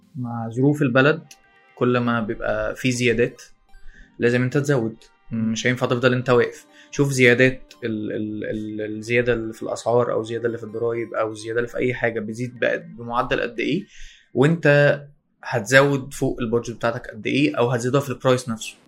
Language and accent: Arabic; Alexandria, Alexandria Governorate, Egypt; انا اسكندرانية